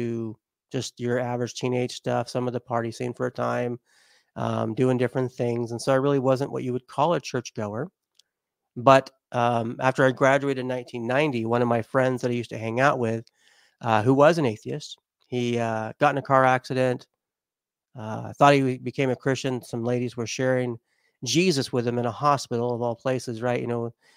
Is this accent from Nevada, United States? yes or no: yes; Las Vegas, Nevada, United States; also born or lived in Southern California; I grew up in Las Vegas for most of my life, and also a SoCal boy as well